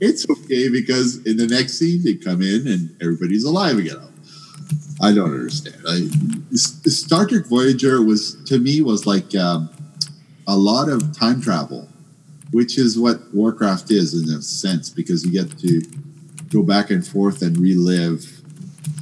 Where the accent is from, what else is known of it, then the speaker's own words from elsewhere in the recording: Canada; I'm from Canada